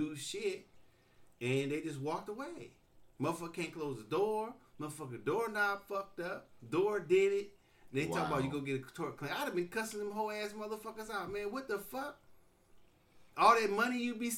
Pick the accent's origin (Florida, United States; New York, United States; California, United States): California, United States; Oakland; I'm from Oakland